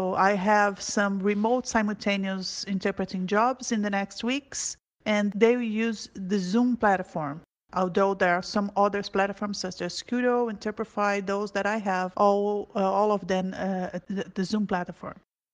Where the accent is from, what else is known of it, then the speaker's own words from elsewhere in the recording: Brazil; I'm Brazilian and I live in São Paulo.